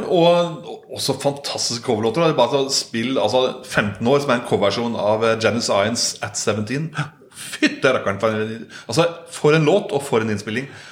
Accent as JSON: {"language": "Norwegian", "area": "Solør", "region": "Innlandet", "country": "Norway", "tie": "born or raised there", "said": "jeg er oppvokst på Kirketein oppe i Soler"}